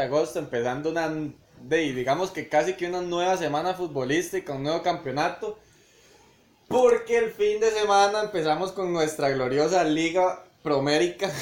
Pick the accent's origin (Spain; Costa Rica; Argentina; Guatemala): Costa Rica; uno como tico